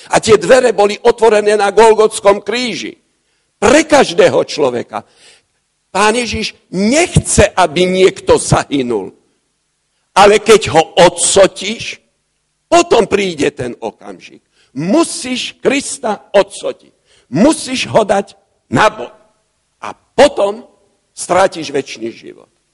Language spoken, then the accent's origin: Slovak; Bratislava, Bratislava Region, Slovakia; U nás v Bratislave